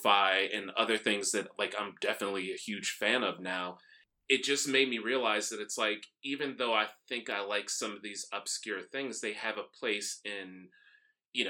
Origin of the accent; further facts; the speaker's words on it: Chicago, Illinois, United States; I'm from Chicago.